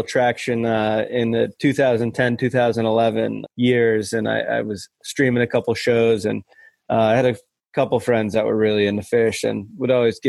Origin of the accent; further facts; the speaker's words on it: Cheshire, Connecticut, United States; also born or lived in Northern Virginia; I grew up in Cheshire, Connecticut, was born and lived in Virginia, Northern Virginia, right outside DC, actually, until I was 7. But I've lived pretty much my whole entire life in Connecticut.